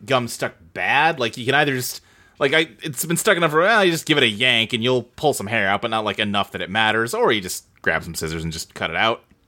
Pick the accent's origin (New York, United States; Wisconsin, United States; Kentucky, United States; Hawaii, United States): Kentucky, United States; Louisville; I lived, like, in a suburb of Louisville, Kentucky growing up